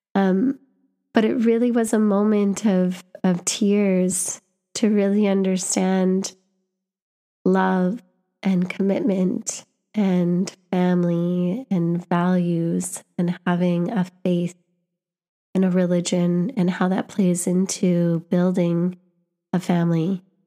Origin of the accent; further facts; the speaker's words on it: Canada; I'm visiting from Canada, but my family was born here.